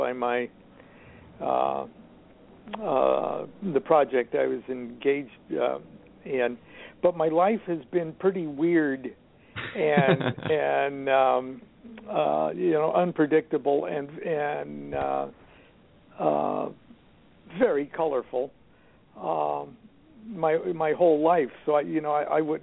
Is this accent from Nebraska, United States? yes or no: yes; Columbus, Nebraska, United States; as a child growing up in Columbus, Nebraska